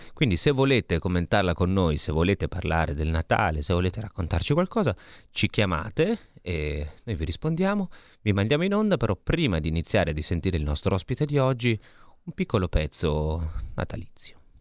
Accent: Lombardy, Italy; da Lombardo, insomma, qui siamo in Lombardia

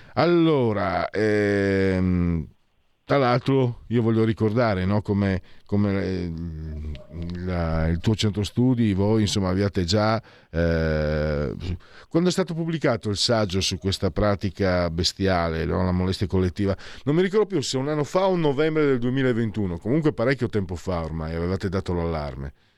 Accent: Italy; vengo da Friuli Veneto

